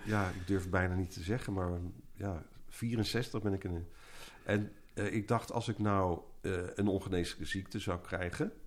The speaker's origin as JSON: {"language": "Dutch", "town": "Eindhoven", "region": "North Brabant", "country": "Netherlands", "tie": "born or raised there", "said": "in mijn jeugd in Eindhoven"}